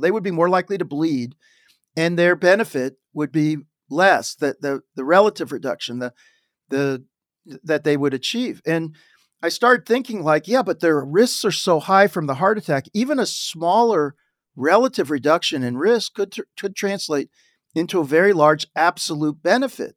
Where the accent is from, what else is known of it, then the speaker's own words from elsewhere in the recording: Dayton, Ohio, United States; moved away; I grew up in Dayton, Ohio, it was a great place